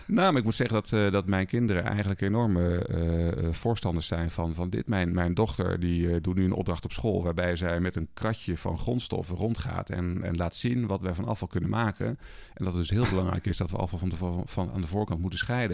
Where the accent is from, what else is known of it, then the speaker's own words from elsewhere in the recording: Twente, Overijssel, Netherlands; moved away as an adult; also born or lived in Rotterdam; Ik ben opgegroeid in Twente, wat natuurlijk een hele veilige omgeving was voor mij